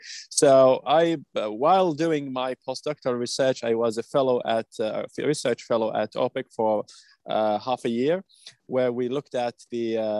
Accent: Saudi Arabia; English is a second language; And then you asked me, where are you from? And then when I said Saudi Arabia, and then we had very interesting discussion after the event.

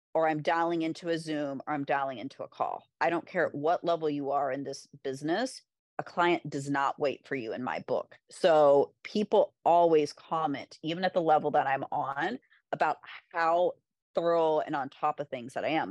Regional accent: Kentucky, United States; also born or lived in Florida; now in New York, United States; I'm from Kentucky

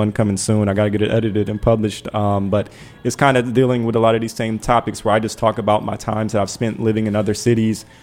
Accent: Detroit, Michigan, United States; I'm from Detroit

